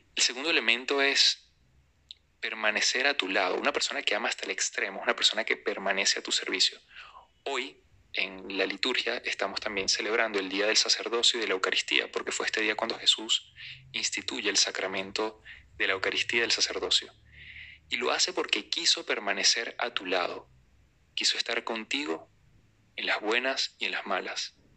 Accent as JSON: {"language": "Spanish", "country": "Venezuela", "said": "en mi país, Venezuela"}